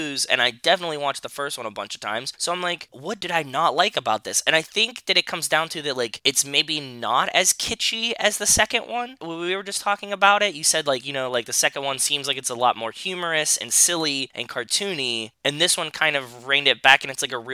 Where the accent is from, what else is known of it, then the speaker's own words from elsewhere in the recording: Pittsburgh, Pennsylvania, United States; as a kid growing up in Pittsburgh